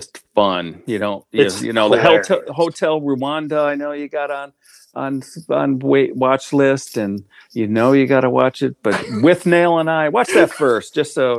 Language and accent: English; Western New York, United States; moved away; back to my hometown in Western New York